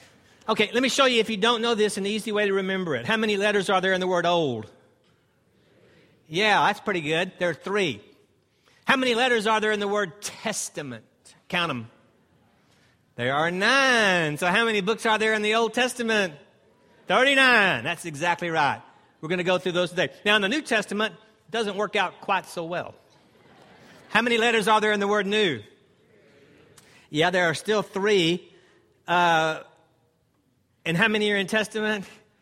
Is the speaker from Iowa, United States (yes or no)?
no; Greenville, South Carolina, United States; This is about my fourth time to be here, and I'm from Greenville, South Carolina, and an instructor with Walk Through the Bible.